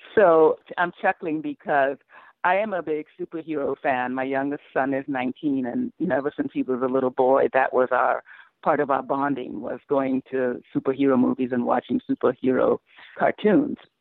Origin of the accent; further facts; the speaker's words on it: Sierra Leone; now in United States; I grew up in Sierra Leone